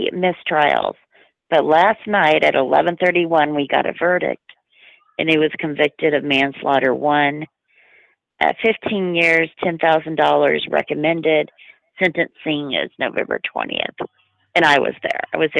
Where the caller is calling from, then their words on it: Tulsa, Oklahoma, United States; I'm calling from Tulsa.